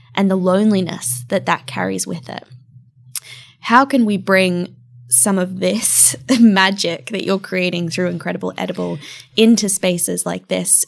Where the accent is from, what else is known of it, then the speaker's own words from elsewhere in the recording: far north Queensland, Australia; also born or lived in Bali, Indonesia; now in London, United Kingdom; growing up in a tiny town of six thousand people in far north Queensland in Australia